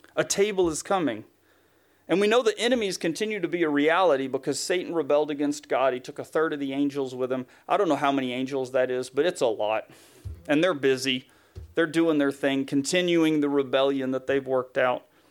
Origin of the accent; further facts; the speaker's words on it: Tennessee, United States; accent: Southern; moved away; I'm from Tennessee by this point.